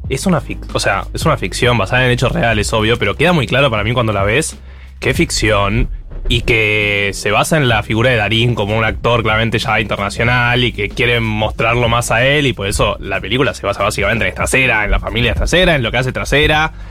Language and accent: Spanish; Argentina; soy argentino